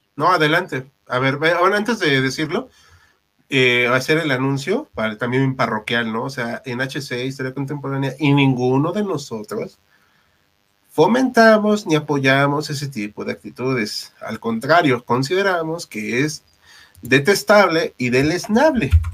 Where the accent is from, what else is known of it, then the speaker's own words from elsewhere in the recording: Mexico; como mexicano